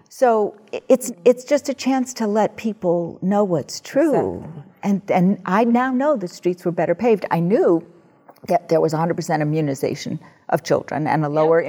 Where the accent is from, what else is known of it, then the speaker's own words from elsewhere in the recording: New York City, New York, United States; I grew up in the New York City public school system